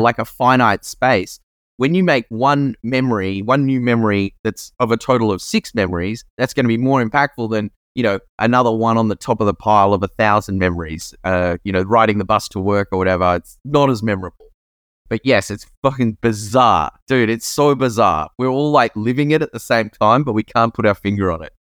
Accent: Australia; I grew up in Australia

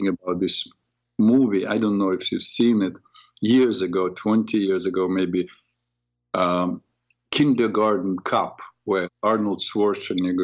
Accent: Ukraine; now in New York, United States; I came originally from Ukraine, so I speak Ukrainian, understand Ukrainian and Russian

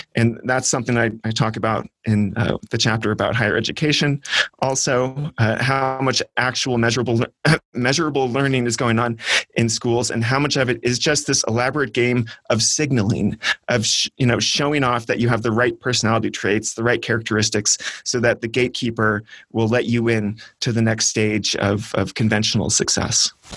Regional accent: California, United States; growing up in California public schools

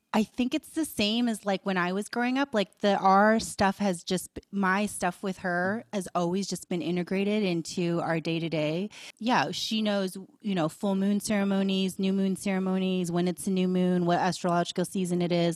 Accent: Boulder, Colorado, United States; growing up in Boulder, it was very open-minded

